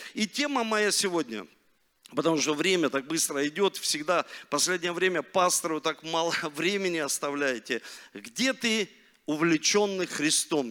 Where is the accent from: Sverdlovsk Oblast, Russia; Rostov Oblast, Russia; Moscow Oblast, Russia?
Rostov Oblast, Russia; Rostov-on-Don; born or raised there; also born or lived in Leningrad (Saint Petersburg)